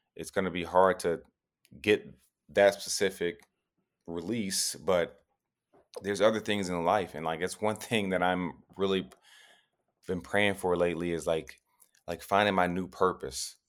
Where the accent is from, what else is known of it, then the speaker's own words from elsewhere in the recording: Tennessee, United States; moved away; I'm from Tennessee